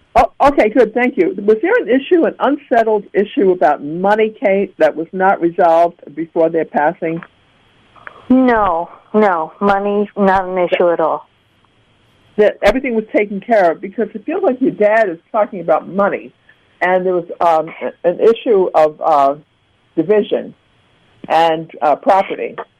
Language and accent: English; New York City, New York, United States; now in Florida, United States; I grew up in Brooklyn, New York, where you never saw sun